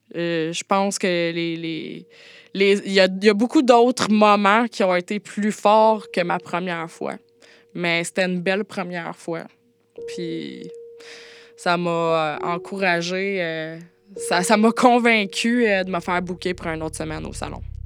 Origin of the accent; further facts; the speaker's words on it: Montérégie, Quebec, Canada; je viens d'une moyenne ville de la Montérégie